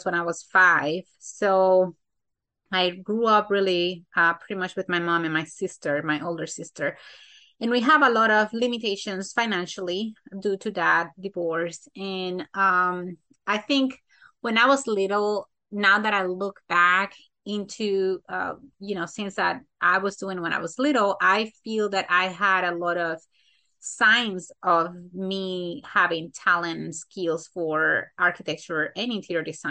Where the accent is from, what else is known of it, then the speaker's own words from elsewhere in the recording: Santo Domingo, Dominican Republic; now in United States; I was born in the Dominican Republic, Santo Domingo specifically. I was born and raised there